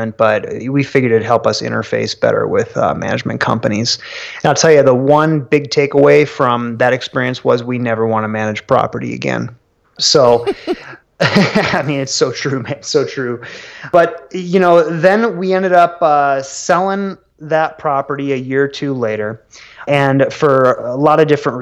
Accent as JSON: {"language": "English", "region": "Minnesota", "country": "United States", "tie": "born or raised there", "also_born_or_lived": "Tulsa, Oklahoma", "moved": "as an adult", "said": "I took my wife back to my hometown in Minnesota"}